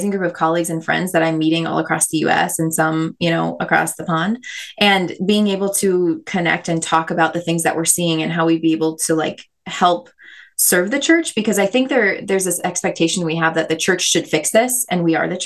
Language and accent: English; Minnesota, United States; I totally was. Yeah. We actually, David and I are both from the same town, um